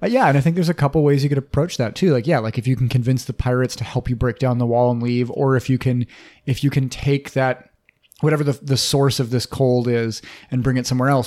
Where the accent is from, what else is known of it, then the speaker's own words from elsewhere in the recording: Minnesota, United States; we're from Minnesota, we know a thing or two about winter hellscapes.